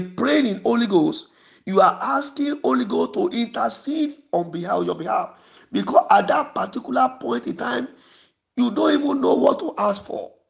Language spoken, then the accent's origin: English; Yorubaland, Nigeria; first language Yoruba; English is a second language; We are from the same place.